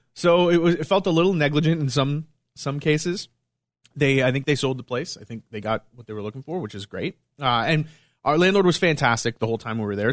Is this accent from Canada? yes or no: yes; Montreal, Quebec, Canada; moved away; I'm from Montreal